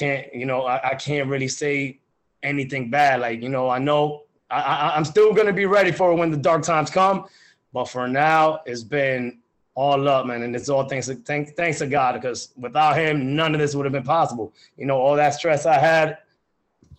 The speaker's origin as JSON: {"language": "English", "region": "New Jersey", "country": "United States", "said": "I'm from New Jersey, you know, the weather gets cold out here."}